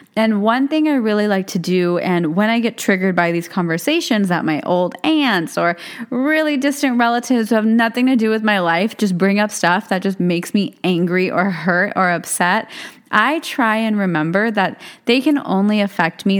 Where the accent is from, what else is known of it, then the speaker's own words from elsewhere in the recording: United States; also born or lived in India; I'm born and raised in America